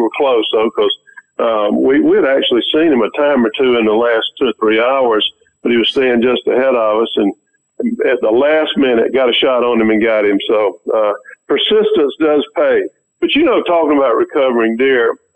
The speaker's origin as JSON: {"language": "English", "region": "the South", "country": "United States", "also_born_or_lived": "South Texas", "said": "I'm from the South originally and owned a burnt pine plantation down there for over 20 years"}